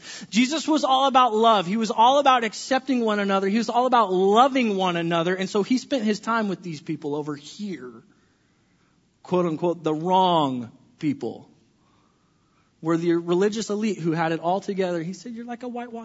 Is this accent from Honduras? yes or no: no; California, United States; I grew up in California, and our state was always on fire